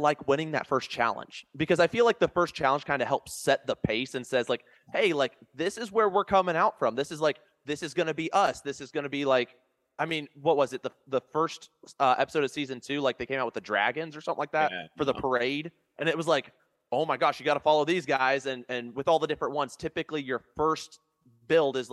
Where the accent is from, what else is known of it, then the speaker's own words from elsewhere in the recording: Ohio, United States; I'm from Ohio